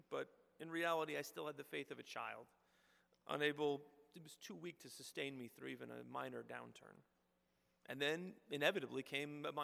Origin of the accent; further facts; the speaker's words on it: Houston, Texas, United States; moved away; I grew up in Houston, going to Presbyterian Church